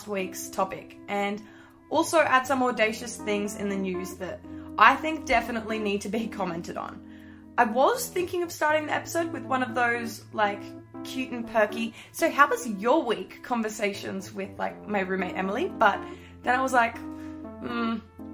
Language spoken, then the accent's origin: English; Tamworth, New South Wales, Australia; my hometown, Tamworth